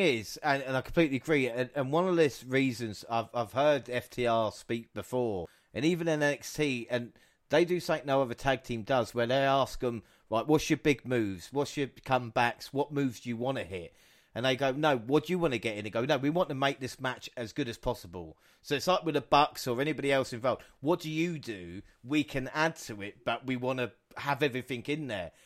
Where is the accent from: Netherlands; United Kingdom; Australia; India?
United Kingdom; England; we're English or British as it was